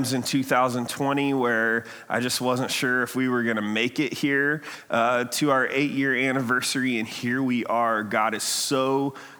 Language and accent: English; Ohio, United States; now in Redlands, United States; I'm from Ohio